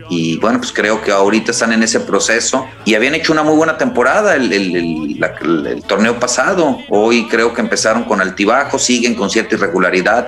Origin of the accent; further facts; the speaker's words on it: Tepic, Nayarit, Mexico; moved away; En estos momentos me encuentro en mi ciudad natal, estoy en Tepic Nayarit